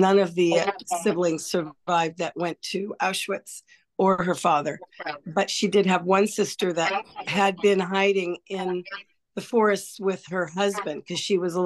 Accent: San Diego, California, United States; I was born in San Diego

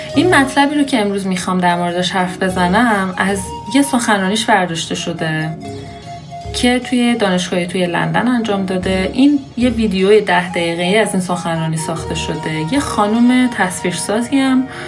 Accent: Iran

